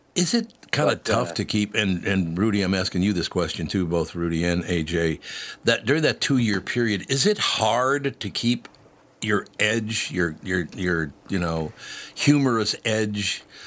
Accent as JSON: {"language": "English", "town": "Minneapolis", "region": "Minnesota", "country": "United States", "tie": "born or raised there", "said": "my neighborhood growing up in North Minneapolis"}